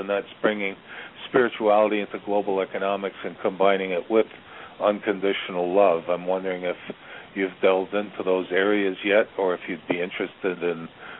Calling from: Virginia, United States; I'm calling from Virginia.

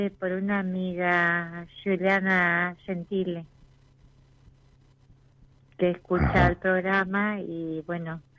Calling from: Paraná, Entre Ríos, Argentina; De Paraná, Entre Ríos.

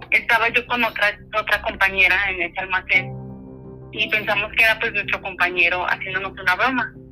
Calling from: Guadalajara, Jalisco, Mexico; les hablo de Guadalajara.

